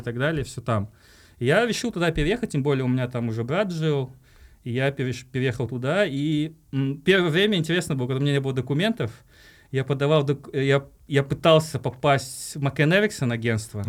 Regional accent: Tashkent, Uzbekistan; moved away as an adult; now in Kazakhstan; я сам родился в Ташкенте на самом деле и э, Э, здесь недалеко жил, э, на Айбек, и ходил в 110-ю школу

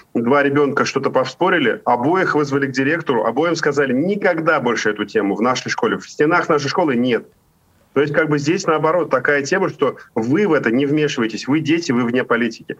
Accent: Ufa, Bashkortostan, Russia; moved away as an adult; now in Spain; в Уфе, в моем родном городе

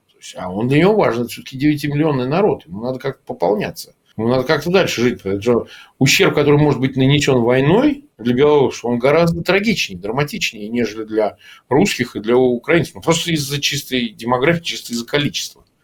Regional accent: Russia; Ну, во-первых, я как россиянин вообще не считаю, нужно вмешиваться ни в какие выяснения.

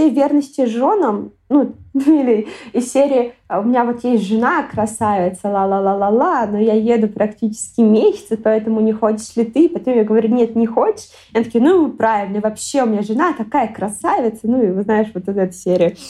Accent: Moscow, Russia; когда я привыкла, что я там из Москвы, и условно говоря, ну, Москва столица, и на это все должны равняться. Когда я начала ездить много, мне очень часто стали говорить, о, да у вас говор

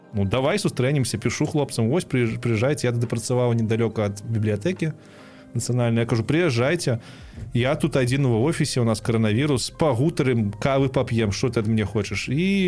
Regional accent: Belarus; moved away; also born or lived in Kyiv, Ukraine; мы ж беларусы

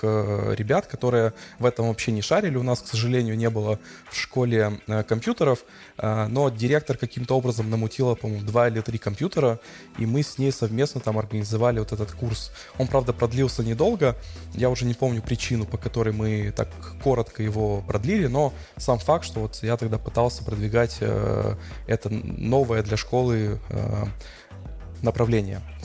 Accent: Odesa, Odesa Oblast, Ukraine; я одессит, мне 34 года

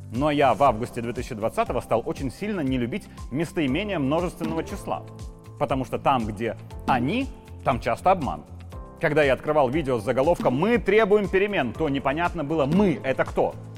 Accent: Belarus; Я такой же, как и все мы, белорусы

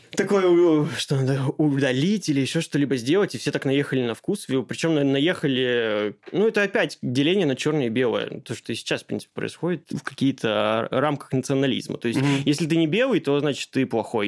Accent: Caucasus, Kabardino-Balkaria, Russia; Я просто родом из Кавказа, из Кабардино-Балкарии

